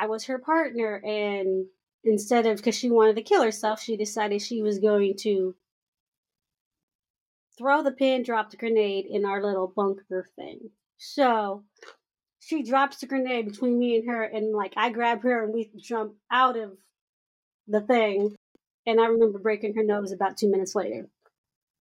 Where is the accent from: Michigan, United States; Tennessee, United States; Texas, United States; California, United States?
California, United States; I was born in California